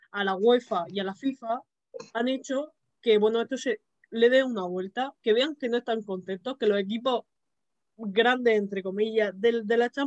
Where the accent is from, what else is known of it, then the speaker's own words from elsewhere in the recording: Madrid, Community of Madrid, Spain; yo que también soy de Madrid